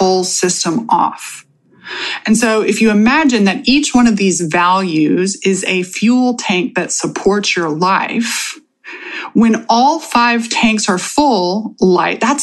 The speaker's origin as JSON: {"language": "English", "region": "Texas", "country": "United States", "said": "I am from Texas"}